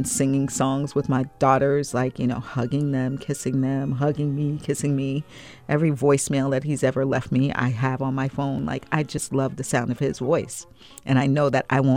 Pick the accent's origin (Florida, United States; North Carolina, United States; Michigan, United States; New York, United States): New York, United States; Long Island; a little black girl growing up in Long Island, New York